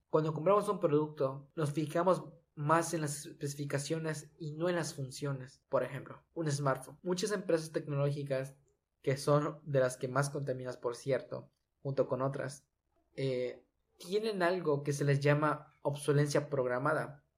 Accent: Yucatán, Mexico; soy orgullosamente yucateco

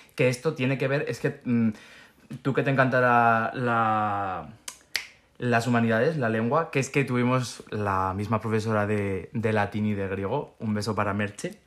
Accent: Spain; yo soy de España

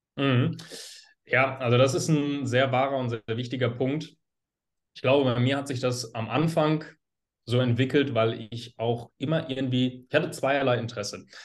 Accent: Hagen, North Rhine-Westphalia, Germany; ich komme aus Hagen

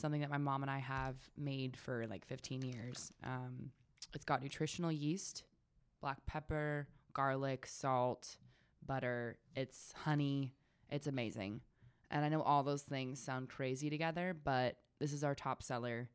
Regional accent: Sonoma County, California, United States; also born or lived in Ojai, California; I grew up in Sonoma County.

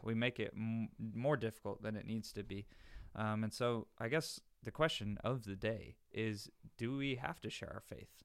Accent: the North, United States; moved away; I'm from the North

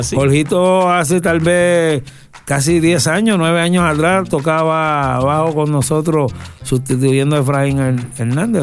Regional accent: Puerto Rico; nosotros somos ese puertorriqueño que a la gente le agrada conocer

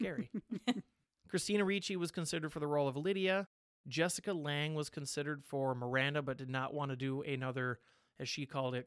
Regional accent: Midwest, United States; we're from the Midwest

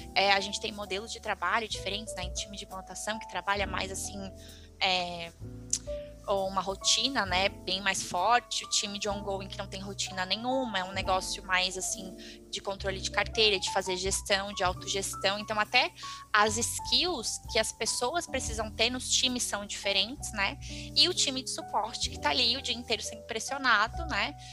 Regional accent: Florianópolis, Santa Catarina, Brazil; sou de Floripa, né, então fiz aqui em Florianópolis

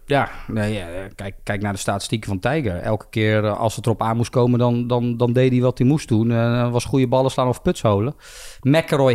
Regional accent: Bergschenhoek, South Holland, Netherlands; also born or lived in Belgium; ik ben hier opgegroeid. Mijn vrienden zitten hier

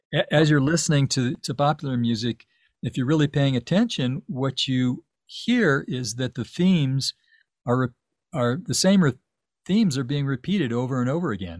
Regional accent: Tucson, Arizona, United States; moved away as an adult; also born or lived in Los Angeles; now in Santa Fe, United States; I grew up in Tucson. I lived in Tuc-, I moved to Tucson when I was seven years old.

